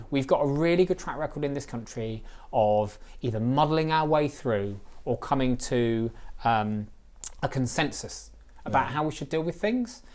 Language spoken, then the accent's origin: English; Reading, South East England, United Kingdom; Reading's my hometown